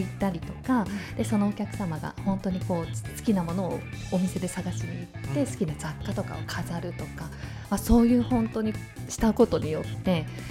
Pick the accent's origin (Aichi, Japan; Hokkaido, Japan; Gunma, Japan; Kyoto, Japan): Hokkaido, Japan; Shinhidaka; moved away as an adult; now in Tomakomai, Japan; 私出身がですね、えっ、ー、と日高郡新日高町静内という町で、はい、生まれも育ちも、